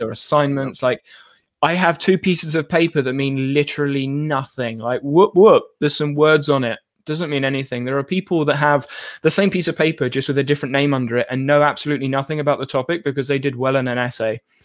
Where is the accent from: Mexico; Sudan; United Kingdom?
United Kingdom; as a British person